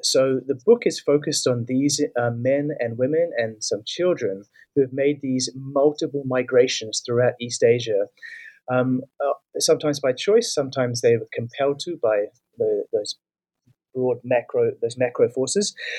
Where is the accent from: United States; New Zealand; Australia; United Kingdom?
New Zealand; I'm from New Zealand